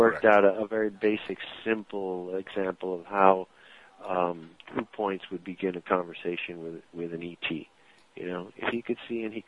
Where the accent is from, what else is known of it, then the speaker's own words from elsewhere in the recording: New York, United States; I'm a New Yorker. I've lived here all my life.